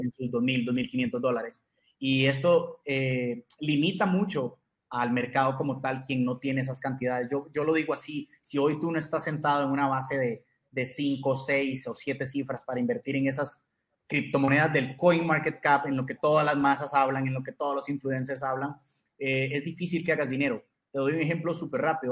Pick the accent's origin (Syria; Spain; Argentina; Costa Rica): Costa Rica; soy de Costa Rica